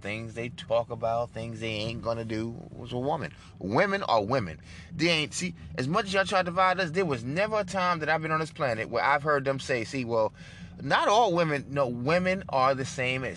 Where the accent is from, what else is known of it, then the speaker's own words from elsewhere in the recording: New York City, New York, United States; moved away as an adult; now in Texas, United States; I grew up in New York City as a liberal and a Democrat